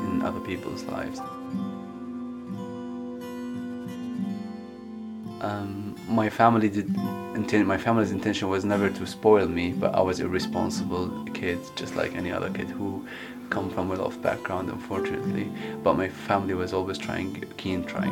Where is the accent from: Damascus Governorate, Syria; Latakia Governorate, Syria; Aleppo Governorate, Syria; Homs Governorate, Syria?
Aleppo Governorate, Syria; Aleppo; English is a second language; moved away as an adult; also born or lived in United Kingdom; I'm from Syria. I was born in 88 in Aleppo, and I lived with my mom and two sisters. I grew up in quite a well-off background.